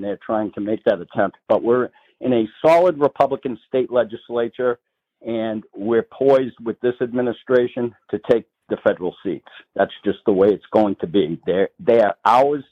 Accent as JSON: {"language": "English", "area": "just north of Boston", "region": "Massachusetts", "country": "United States", "tie": "born or raised there", "moved": "yes", "lives_now": "Salem, New Hampshire, United States", "said": "You can tell by my accent. I grew up just north of Boston. I've lived here in New Hampshire 35 years or so"}